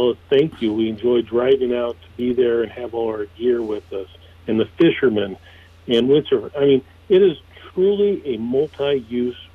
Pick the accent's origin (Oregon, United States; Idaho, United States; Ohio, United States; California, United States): California, United States; so both my father and mother raced Jeeps there in the 60s. And so I grew up experiencing riding in Jeeps from underneath the Pismo Pier all the way down to Point Sal